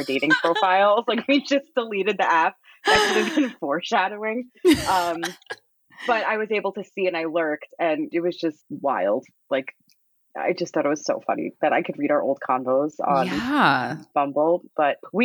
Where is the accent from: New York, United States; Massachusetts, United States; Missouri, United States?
New York, United States; accent: New York